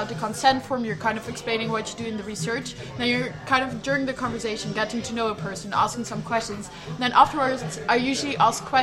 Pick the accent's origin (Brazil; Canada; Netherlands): Netherlands; accent: Dutch; English is a second language; my Dutch accent